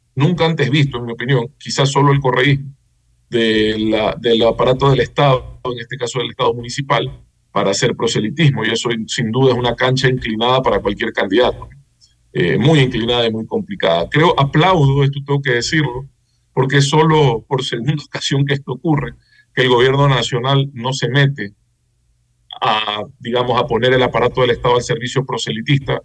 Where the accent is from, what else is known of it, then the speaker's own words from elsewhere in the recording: Guayaquil, Guayas, Ecuador; como guayaquileño